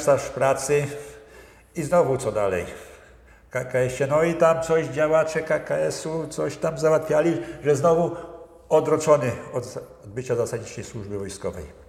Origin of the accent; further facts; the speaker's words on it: area around Bełchatów, Łódź Voivodeship, Poland; moved away as an adult; also born or lived in Kluczbork; Ja pochodzę z okolic Bełchatowa, ogólnie jak mhm. skończyłem mhm. w Bełchatowie, no i przyszedłem do Kluczborka